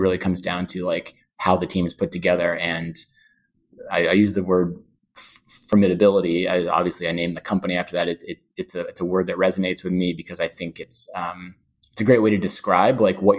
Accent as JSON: {"language": "English", "region": "New York", "country": "United States", "said": "And yeah, definitely love living in New York. I'm a New Yorker and I like the variety."}